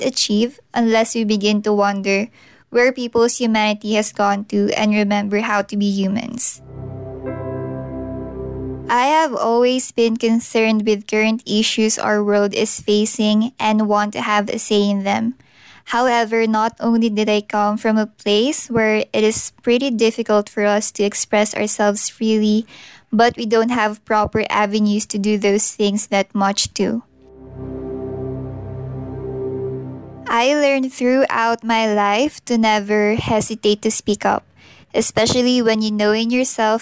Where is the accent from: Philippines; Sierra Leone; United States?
Philippines; I'm from the Philippines